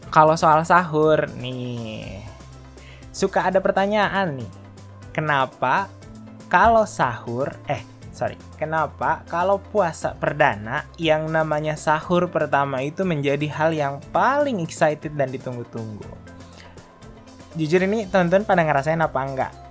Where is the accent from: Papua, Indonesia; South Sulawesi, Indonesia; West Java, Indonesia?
South Sulawesi, Indonesia; Sorowako; moved away; Nah kalau di kampungku di Sorowako ada juga nih tradisi e, menjelang memasuki bulan Ramadan. Sebelum ngerantau dulu menjelang bulan Ramadan itu bukan munggahan